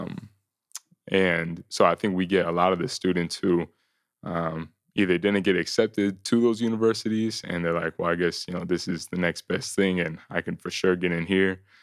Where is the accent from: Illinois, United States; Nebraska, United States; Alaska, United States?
Illinois, United States; Elgin; also born or lived in Monmouth, Illinois; I grew up in the Chicago suburbs, uh, spending, um, all my life up until I graduated college in Elgin, Algonquin, Carpenters Ville area